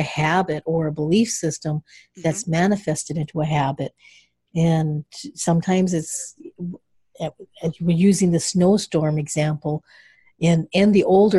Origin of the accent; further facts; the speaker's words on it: Michigan, United States; I'm from Michigan